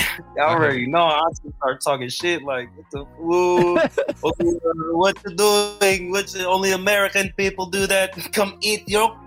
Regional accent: Philippines; as a Filipino, yeah, because, you know, we got all these aunties and our moms

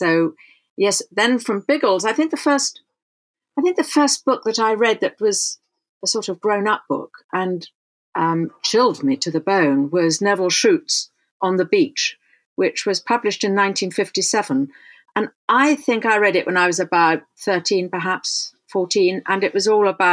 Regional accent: London, United Kingdom; I grew up in London was very white.

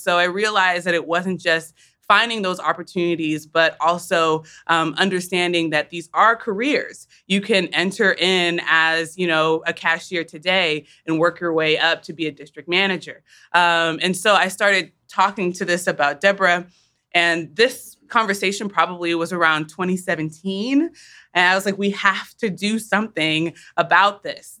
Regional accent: Wichita, Kansas, United States; moved away; we're from Wichita. Uh, our parents migrated um, to the states from Uganda

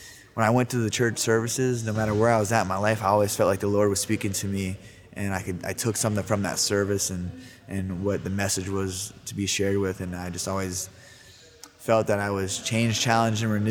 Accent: Yorkville and Dennison, Ohio, United States; also born or lived in Sacramento, California; Growing up in Yorksville and Denison, Ohio

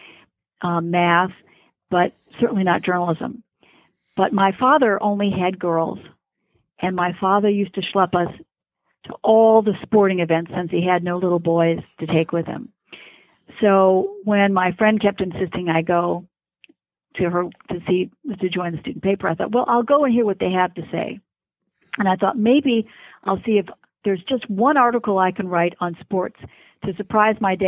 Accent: Ann Arbor, Michigan, United States; I was born in Ann Arbor, Michigan, and I went to the University of Michigan

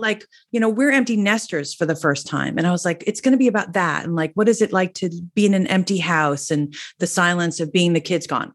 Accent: New Jersey, United States; I'm from New Jersey, I'm a Jersey girl, and I came from a family that we, we all used to sing

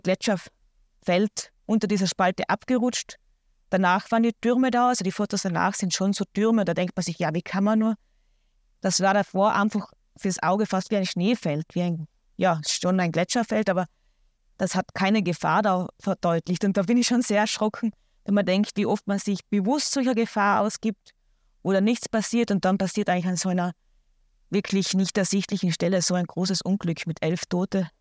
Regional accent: Austria; bei uns in Österreich

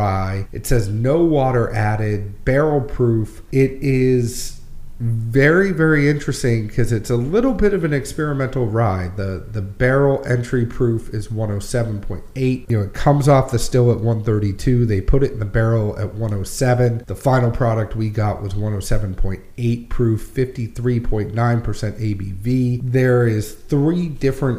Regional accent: New England, United States; moved away as an adult; also born or lived in Kentucky; now in Nashville, United States; I'm originally from New England and then moved to Kentucky and then moved to Nashville

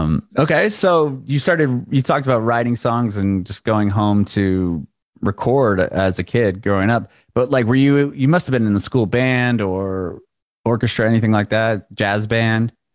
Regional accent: San Diego, California, United States; moved away as an adult; also born or lived in San Francisco; now in Nashville, United States; I grew up in San Diego where you needed a car to do anything.

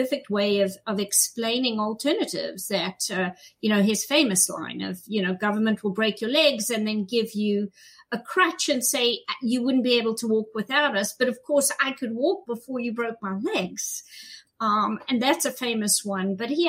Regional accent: South Africa; moved away as an adult; also born or lived in Zimbabwe / Los Angeles; now in New Jersey, United States; You can tell by my accent, I wasn't born here. So I was born in what is now Zimbabwe, and then I was raised mostly in South Africa.

